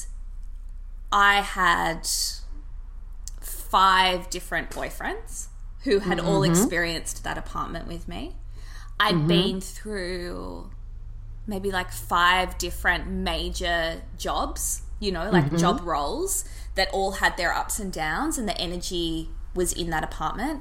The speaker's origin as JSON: {"language": "English", "town": "Sydney", "region": "New South Wales", "country": "Australia", "tie": "born or raised there", "also_born_or_lived": "Byron Bay", "said": "I grew up in Bondi"}